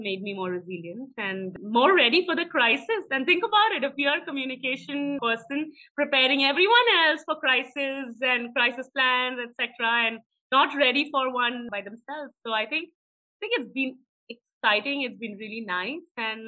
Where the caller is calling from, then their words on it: Pune, Maharashtra, India; I'm joining you from Pune, and I believe it's raining in Bangalore and in Pune simultaneously.